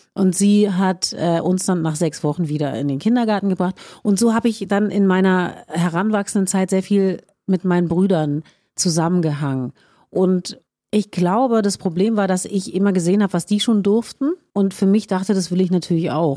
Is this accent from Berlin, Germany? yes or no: yes; Berlin, Germany; ich bin in Schöneberg geboren